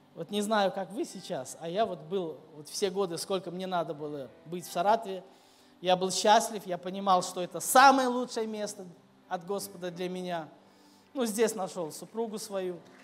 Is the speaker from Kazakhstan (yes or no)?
no; Minsk, Belarus; moved away as an adult; also born or lived in Kyiv, Ukraine; now in Saratov, Russia; я вырос в Минске, столично большой город